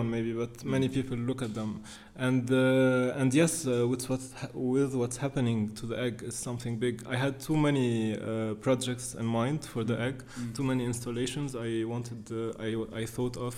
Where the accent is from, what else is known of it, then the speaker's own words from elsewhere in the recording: Beirut, Beirut Governorate, Lebanon; being raised and growing up in Beirut